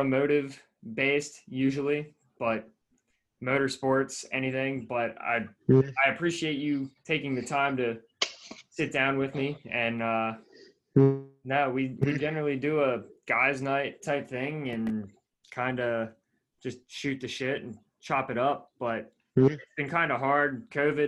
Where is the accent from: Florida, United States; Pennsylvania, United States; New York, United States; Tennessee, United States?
Pennsylvania, United States; Manheim; also born or lived in Pittsburgh; I'm from Mannheim, which is a small town in Lancaster, like 15, 20 minutes outside of Lancaster City.